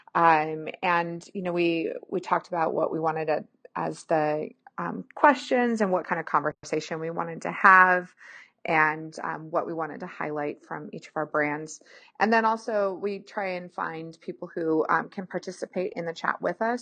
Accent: Pacific Northwest, United States; I'm from the Pacific Northwest, but I grew up with snow too

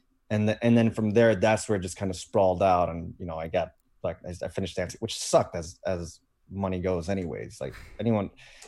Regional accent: Fort Lauderdale, Florida, United States; I'm basically going back home to where I grew up in Fort Lauderdale.

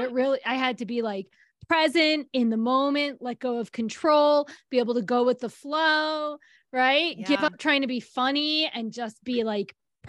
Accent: New York, United States; moved away; But I grew up in New York.

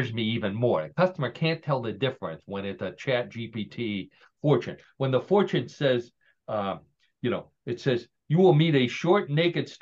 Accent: Parma, Ohio, United States; moved away; John and I have lived in Parma, Ohio. John, for many more years than I did, but we grew up in Parma, Ohio

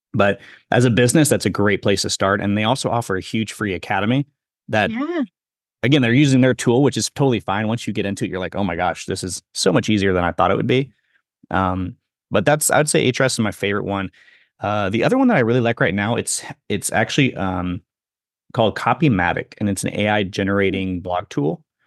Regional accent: Missouri, United States; I grew up in Missouri too, so I know that area.

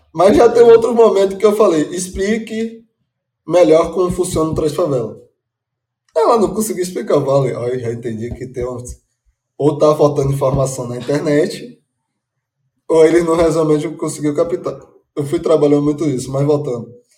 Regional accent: Salvador, Bahia, Brazil; sou baiano de Salvador

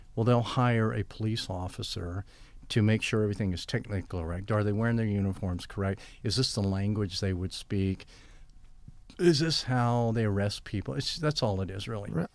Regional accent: United States; I'm an American

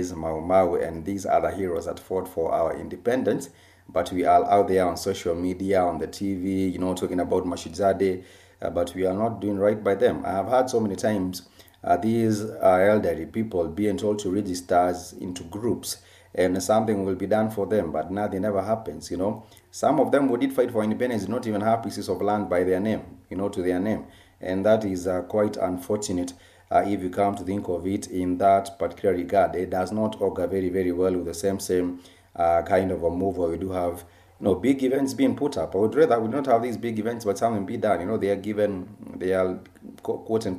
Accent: Kenya; our Kenyan people

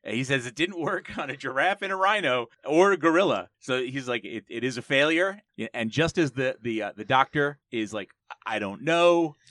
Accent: New Jersey, United States; I grew up in New Jersey

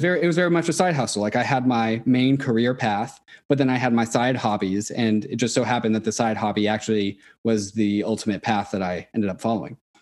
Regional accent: Seattle, Washington, United States; born or raised there; also born or lived in Orange

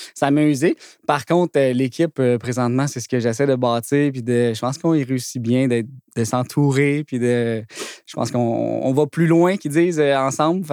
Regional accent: Blainville, Quebec, Canada; je un petit gars de Blainville aussi à, la base. Là. Fait que c'était comme un parfait, euh, un parfait timing pour se réinstaller dans un petit commerce de ma ville natale

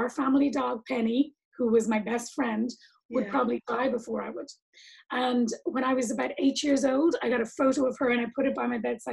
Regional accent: Dublin, Leinster, Ireland; I grew up in Ireland, in Dublin.

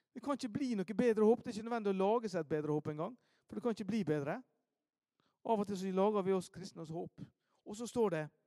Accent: Ålesund, Møre og Romsdal, Norway; Hjemme i Ålesund

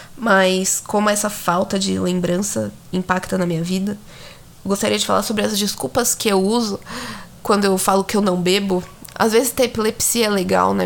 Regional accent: São Paulo, Brazil; Você vai perceber que eu sou de São Paulo, mas enfim. Até pelo sotaque

